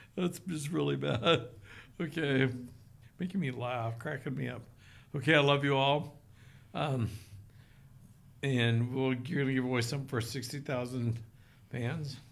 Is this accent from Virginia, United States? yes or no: no; Oklahoma, United States; now in Utah, United States; I grew up in Oklahoma